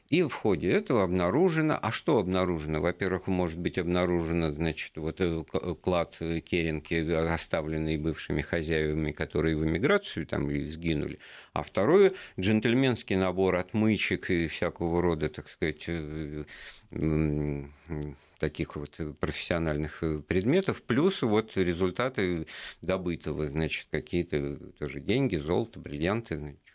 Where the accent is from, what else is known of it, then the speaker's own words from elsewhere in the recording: Moscow, Russia; моя малая родина как раз.